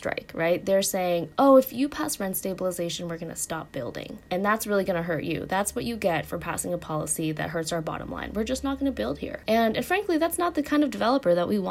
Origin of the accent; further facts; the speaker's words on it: Oregon, United States; moved away; my home state of Oregon